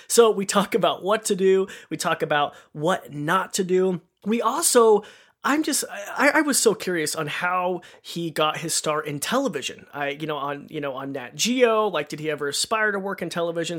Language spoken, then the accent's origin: English; Idaho, United States; I grew up in Roby Creek, Idaho